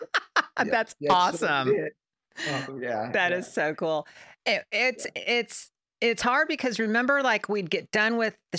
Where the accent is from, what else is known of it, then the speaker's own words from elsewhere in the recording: Pasadena, California, United States; I was from Pasadena